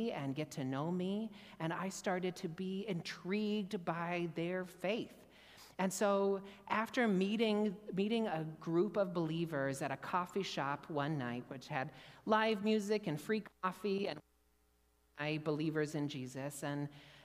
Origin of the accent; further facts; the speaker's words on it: Indiana, United States; now in Jerusalem, Israel; I was born and raised in a Jewish family in Indiana